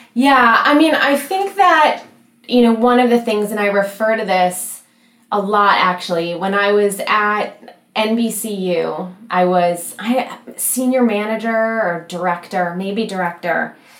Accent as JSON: {"language": "English", "region": "Michigan", "country": "United States", "said": "I'm from Michigan, very proud of it."}